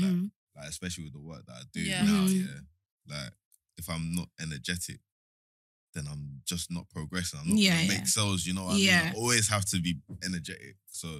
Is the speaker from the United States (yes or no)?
no; London, United Kingdom; I'm an East London geezer.